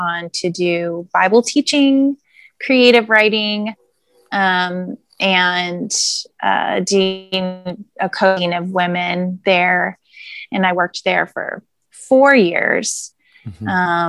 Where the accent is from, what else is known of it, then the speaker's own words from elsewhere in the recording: the Sierra Nevada, Northern California, United States; moved away as an adult; now in Southern California, United States; I was born and raised in Northern California. I lived my whole life in Northern California.